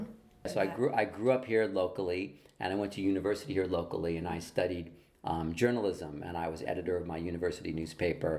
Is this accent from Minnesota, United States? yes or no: no; Los Angeles, California, United States; I grew up here in Los Angeles. I grew up in Hollywood, in the Hollywood Hills, and then in Beverly Hills.